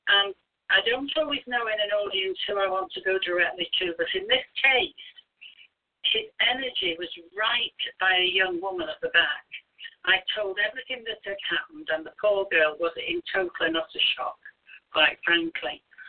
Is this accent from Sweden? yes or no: no; United Kingdom; as a British minister